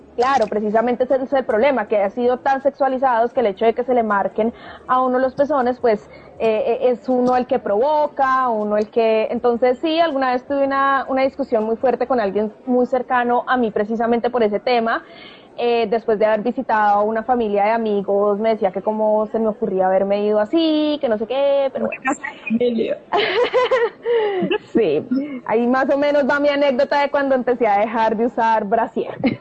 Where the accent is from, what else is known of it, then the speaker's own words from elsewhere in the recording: Colombia; now in New Zealand; somos colombianas viviendo en Nueva Zelanda